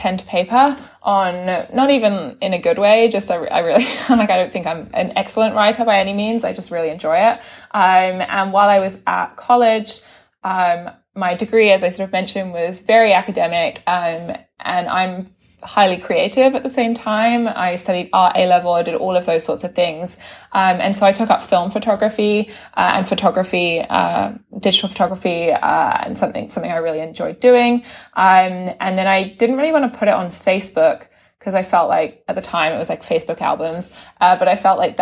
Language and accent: English; United Kingdom; moved away as an adult; also born or lived in London; now in New York, United States; as you can tell via my accent, I'm from the UK. I moved to New York about 6 years ago